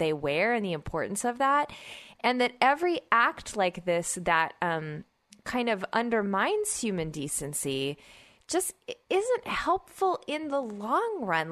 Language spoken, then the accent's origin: English; Oklahoma, United States; moved away; also born or lived in Georgia / Midwest; I grew up in Oklahoma and I, I spent many years in Georgia